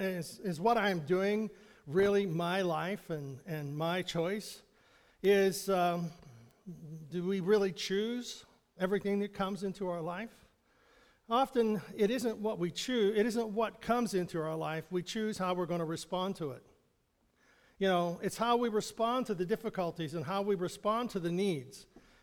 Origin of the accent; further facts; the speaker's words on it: Pennsylvania, United States; If we grew up here in Western Pennsylvania or Central Pennsylvania, whatever we like to call it.